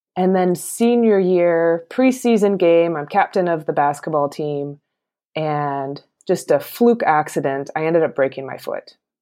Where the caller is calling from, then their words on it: Portland, Oregon, United States; I'm calling from Portland, Oregon